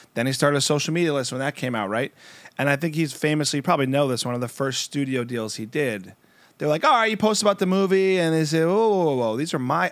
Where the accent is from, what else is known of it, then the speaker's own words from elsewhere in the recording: United States; also born or lived in New Jersey; I'm from New York and New Jersey